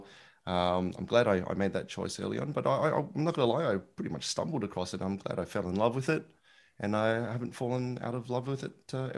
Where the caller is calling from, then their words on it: Melbourne, Victoria, Australia; It's good old, I was going to say sunny Melbourne in Australia, but it's actually quite cold today. So call it cold Melbourne in Australia.